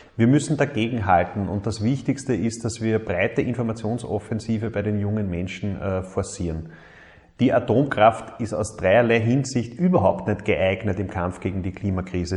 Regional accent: Mühlviertel, Upper Austria, Austria; ich bin im Müllviertel aufgewachsen

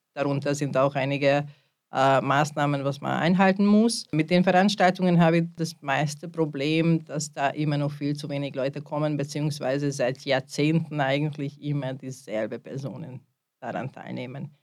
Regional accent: Hungary; now in Linz, Austria; ich bin eine Ungarin

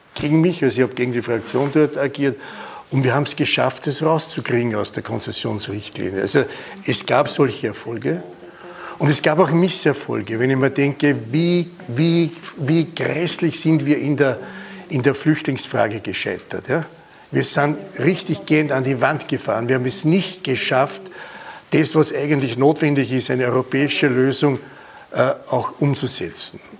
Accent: Innviertel, Upper Austria, Austria; moved away; Ich bin im Innviertel geboren und habe eine Grenze erlebt. Und wenn ich in der Schule beim, beim Fenster rausgeschaut habe, war Bayern.

